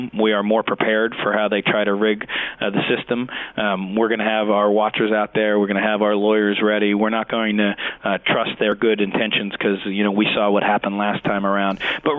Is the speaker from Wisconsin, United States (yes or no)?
no; Hazleton, Pennsylvania, United States; My hometown of Hazleton